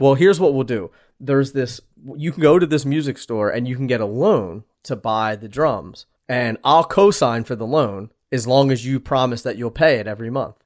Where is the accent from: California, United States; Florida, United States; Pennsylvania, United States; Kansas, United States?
Pennsylvania, United States; Philadelphia; moved away; I'm from Philadelphia